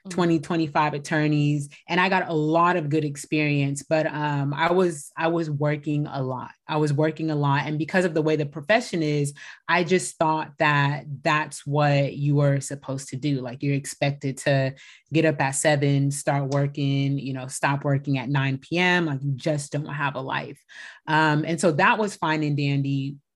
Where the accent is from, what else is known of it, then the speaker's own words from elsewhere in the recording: Bay Area, California, United States; also born or lived in San Diego; I am a California based attorney born and raised in the Bay Area.